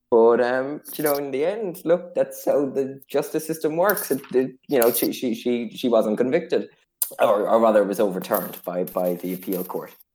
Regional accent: Ireland

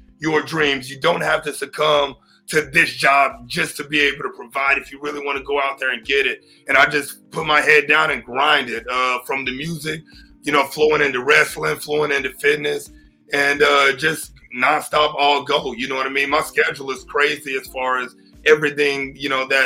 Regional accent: Texas, United States; also born or lived in Oklahoma City, Oklahoma; So I'm from Oklahoma City, technically. That's where I was born. I've been in Texas since I was 3 years old.

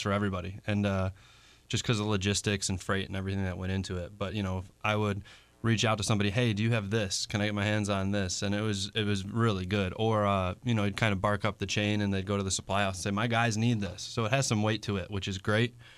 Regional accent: Niagara Falls, New York, United States; moved away; also born or lived in Buffalo, New York; born and raised just north of there, Niagara Falls

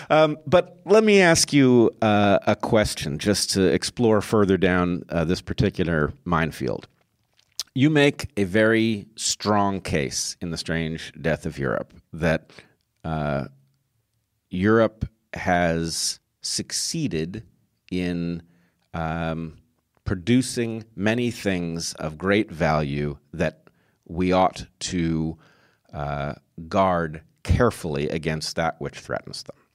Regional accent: United States; I'm American

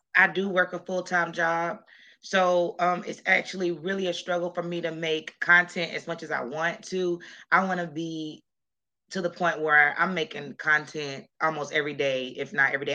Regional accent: Jacksonville, Florida, United States; moved away as an adult; also born or lived in Colorado; we moved back to my hometown to Jacksonville, Florida

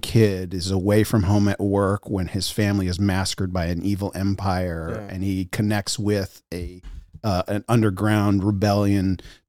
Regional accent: United States; I grew up in the United States of America. And that's not a joke. Let me boil it down. I'll tell a couple quick anecdotes that will give you the idea. I moved more than 25 times

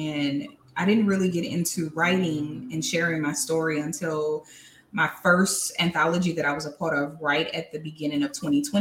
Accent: New Orleans, Louisiana, United States; now in Baton Rouge, United States; I am from Louisiana by way of New Orleans, but currently reside in Baton Rouge

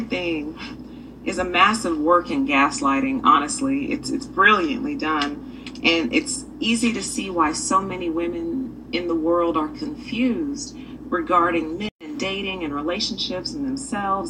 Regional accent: the South, United States; now in California, United States; I grew up in the South.

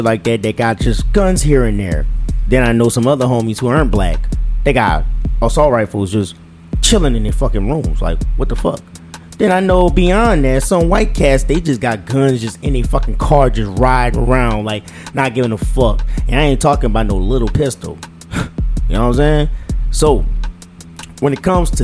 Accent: United States; I'm American

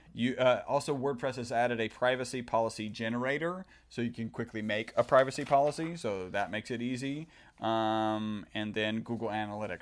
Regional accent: Texas, United States; We are from Texas

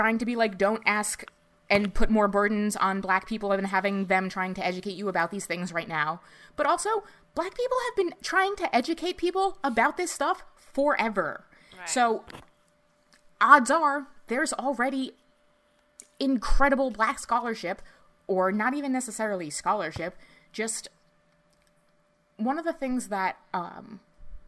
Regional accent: United States; us growing up in the New York metropolitan area

